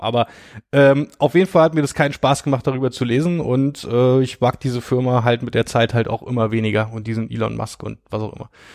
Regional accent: Brandenburg, Germany; ich komme ja daher

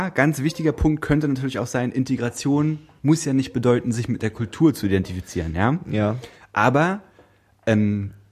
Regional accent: India; ich bin Inder

